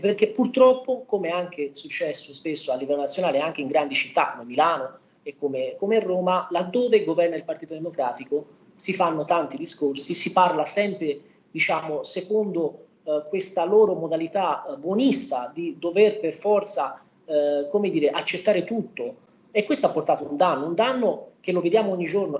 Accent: Romania; now in Prato, Italy; la mia, la comunità rumena

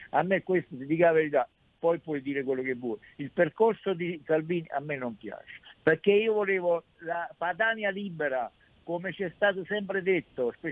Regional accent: Valtellina, Lombardy, Italy; io sono della Valtellina de, del nord.

